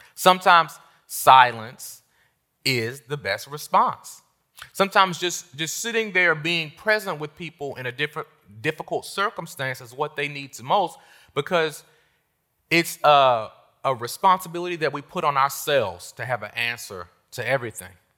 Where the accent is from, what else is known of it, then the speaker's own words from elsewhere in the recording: Washington, District of Columbia, United States; moved away as an adult; also born or lived in North Carolina; I left my hometown of Washington, D C, and I went to the South